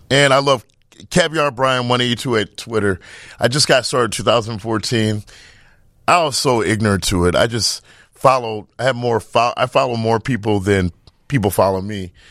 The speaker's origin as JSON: {"language": "English", "region": "Midwest", "country": "United States", "tie": "born or raised there", "said": "growing up in the Midwest is different than growing up in uh, New York or California"}